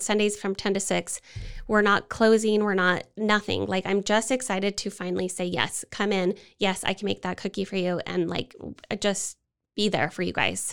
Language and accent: English; Utah, United States; moved away as an adult; now in Waco, United States; I am from Utah, and we came here for my husband's job